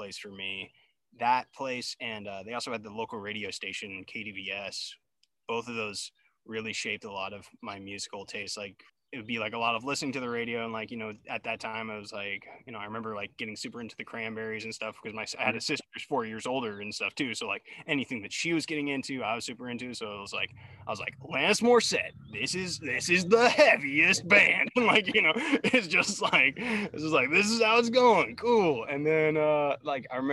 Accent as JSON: {"language": "English", "town": "Davis", "region": "California", "country": "United States", "tie": "born or raised there", "said": "Growing up in Davis in the 90s and like early 2000s"}